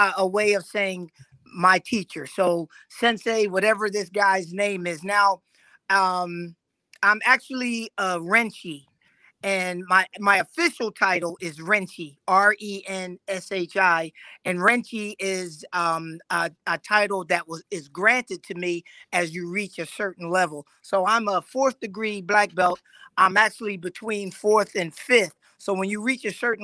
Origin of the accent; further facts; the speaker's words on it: Philadelphia, Pennsylvania, United States; moved away as an adult; now in Raleigh, United States; I'm originally from Philadelphia